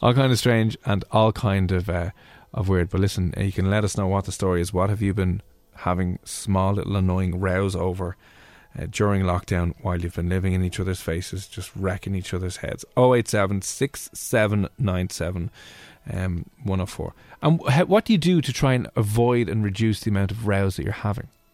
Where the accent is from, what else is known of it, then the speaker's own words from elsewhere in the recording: Dublin, Leinster, Ireland; I'm from Blanchardstown.